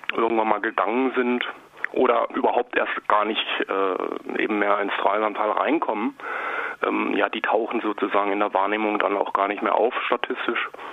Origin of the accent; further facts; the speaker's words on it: Kirchzarten, Baden-Württemberg, Germany; also born or lived in Freiburg; Ich bin ja eigentlich gebürtiger Kirchzartner